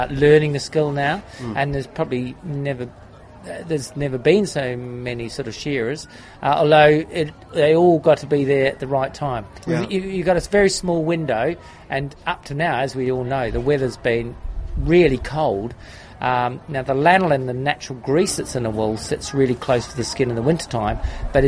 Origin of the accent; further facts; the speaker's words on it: New Zealand; now in United Kingdom; I'm originally from New Zealand